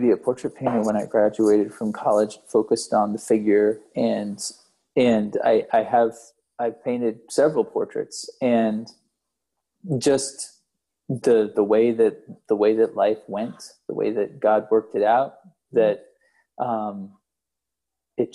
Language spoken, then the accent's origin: English; the East, United States; growing up in the East